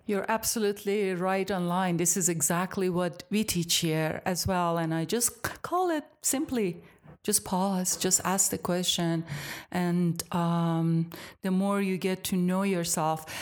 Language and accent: English; Iran; moved away as an adult; now in United States; I am from Iran originally, so I grew up in Iran till I was about eighteen